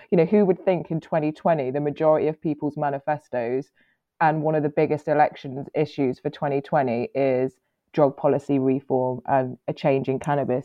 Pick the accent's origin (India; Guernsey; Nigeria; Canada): Guernsey; I was born in Guernsey. Um, I'm half Italian. Uh, my mum's from Guernsey.